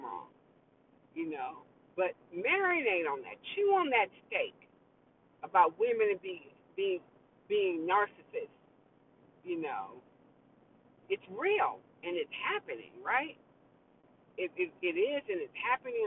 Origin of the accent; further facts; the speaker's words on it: New York, United States; accent: New York; my New York accent